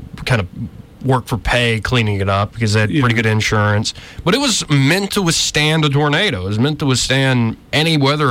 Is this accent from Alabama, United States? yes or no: yes; Montgomery, Alabama, United States; I'm from Montgomery, Alabama